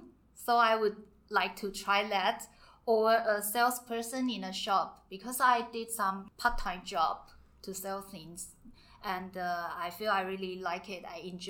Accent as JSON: {"language": "English", "country": "Taiwan", "said": "I'm from Taiwan."}